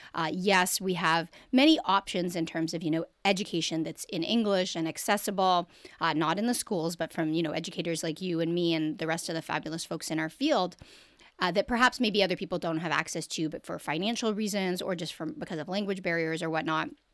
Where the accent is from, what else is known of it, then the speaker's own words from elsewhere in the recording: Canada; I'm born and raised in Canada.